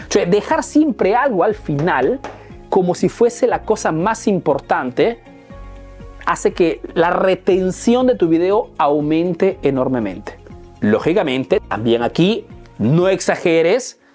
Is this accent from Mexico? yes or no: no; Peru; now in Italy; soy un emprendedor peruano que vive hace años en Italia, en Europa